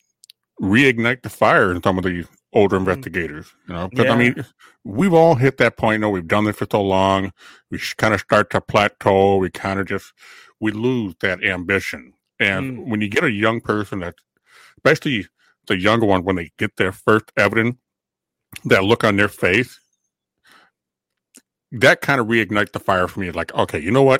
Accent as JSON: {"language": "English", "town": "Elk River", "country": "United States", "tie": "born or raised there", "said": "in my hometown on the Elk River Bulletin Board"}